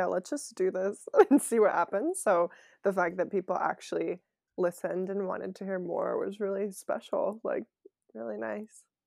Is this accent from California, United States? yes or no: yes; Bay Area, California, United States; also born or lived in French Alps / Cleveland / New York; I grew up in the Bay Area